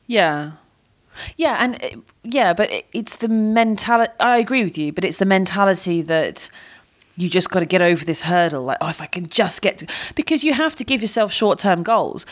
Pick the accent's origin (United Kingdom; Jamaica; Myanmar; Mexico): United Kingdom; as a Brit.